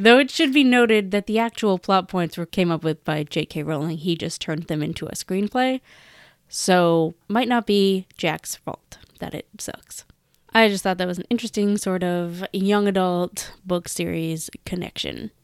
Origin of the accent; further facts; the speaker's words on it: Canada; I'm Canadian